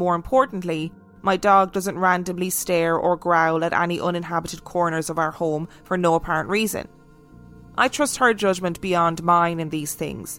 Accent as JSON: {"language": "English", "town": "Miami", "region": "Florida", "country": "United States", "tie": "born or raised there", "said": "This faith in animals' ability to sense things stems from my one unexplainable experience back in my hometown of Miami, which is a wonderfully warm and colourful city"}